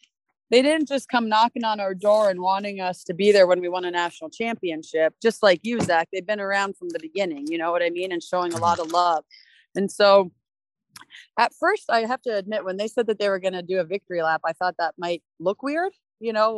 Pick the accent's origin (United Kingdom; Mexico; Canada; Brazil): Canada; Mississauga, Ontario; moved away; also born or lived in Minnesota; I grew up in Mississauga, which is a city next to Toronto.